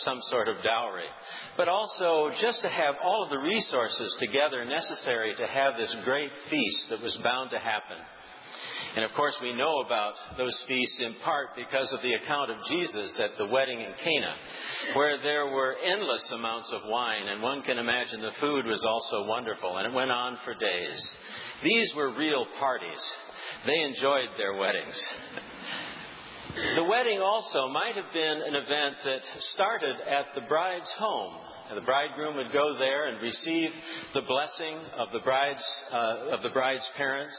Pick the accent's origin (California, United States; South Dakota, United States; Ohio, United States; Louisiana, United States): South Dakota, United States; now in New England, United States; I grew up in South Dakota